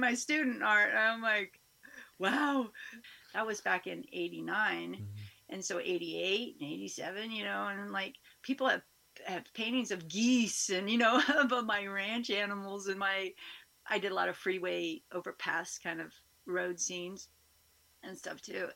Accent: Covelo, California, United States; I am from Covelo. I was born and raised, I was actually raised in the mountains north of Covelo for the first three years. And then my eldest brother had to go to school. And so we moved down to the valley where the school was. And so I grew up here in Round Valley

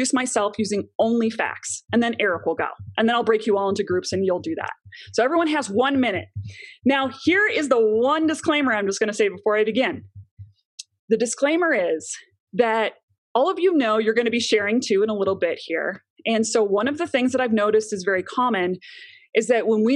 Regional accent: Chicago, Illinois, United States; moved away as an adult; also born or lived in New York City; now in Longmont, Colorado, United States; I am originally from Chicago

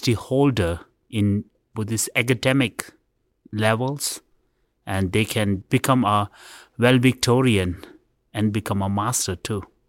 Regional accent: India; I was born in India

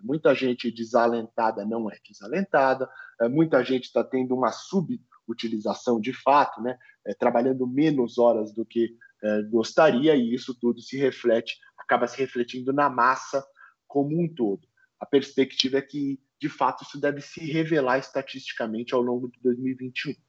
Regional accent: Brazil

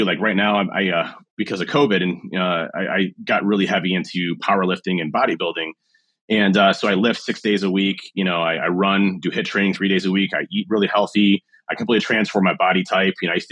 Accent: Cleveland, Ohio, United States; My hometown is Cleveland

